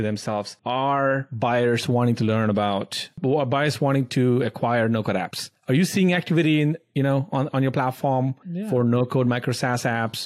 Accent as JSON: {"language": "English", "country": "India", "tie": "born or raised there", "moved": "yes", "said": "I grew up in India"}